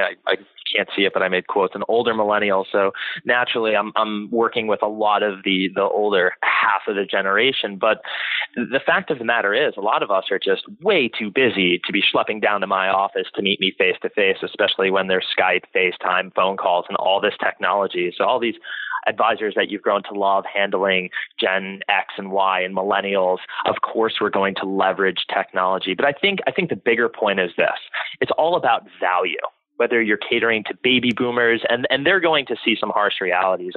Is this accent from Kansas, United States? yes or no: no; Florida, United States; I did well in high school, and I'm from Florida